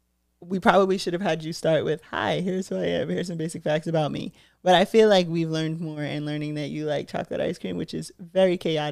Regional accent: Brockton, Massachusetts, United States; I'm from Brockton, Massachusetts.

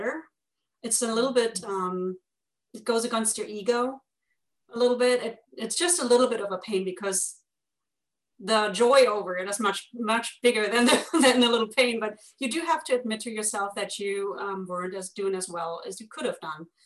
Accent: Germany; accent: German; with my German accent

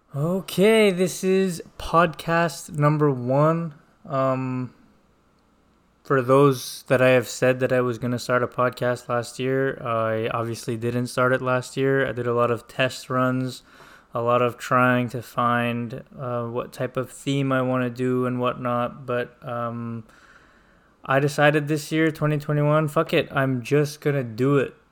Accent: Montreal, Quebec, Canada; I am from Montreal

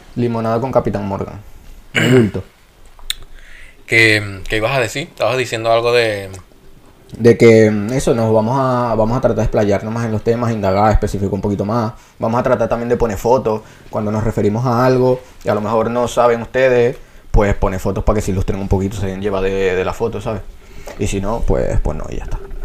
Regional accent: Venezuela; accent: Venezuelan; now in Spain; palabras españolas, que es lo que más hacemos nosotros, con el acento venezolano.

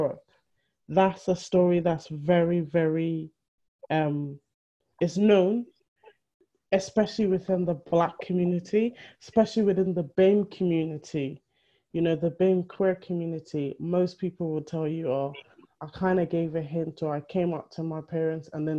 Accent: Benin City, Edo, Nigeria; we're Benin. We are from Benin in Nigeria

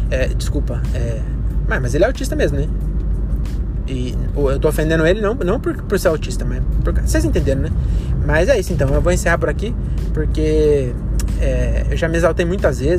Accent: Caieiras, São Paulo, Brazil; now in Francisco Morato, Brazil; Em Caieiras ainda, que é minha terra. Quer dizer, eu moro em Morato, né? Morava em Morato, mas é do lado.

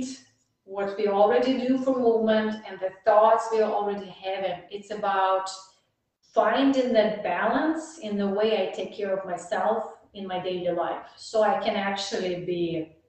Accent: Russia; English is a second language; moved away as an adult; now in Dallas, United States; I'm in Dallas, it's warm, and I'm from Russia, it's cold

